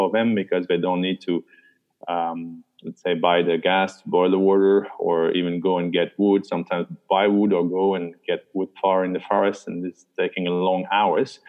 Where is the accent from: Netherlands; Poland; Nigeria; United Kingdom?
Netherlands; moved away as an adult; also born or lived in China; now in Bali, Indonesia; I'm originally from the Netherlands. I'm based in Bali, Indonesia.